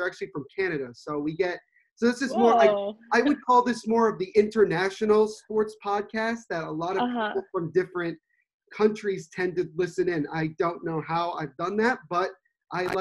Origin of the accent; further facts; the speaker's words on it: New Jersey, United States; I'm from New Jersey. We have a lot of colleges around here